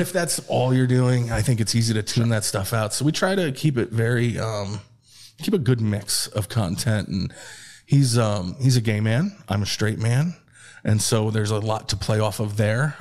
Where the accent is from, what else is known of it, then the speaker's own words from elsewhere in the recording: Troy, New York, United States; moved away as an adult; now in Austin, United States; we're from Troy, New York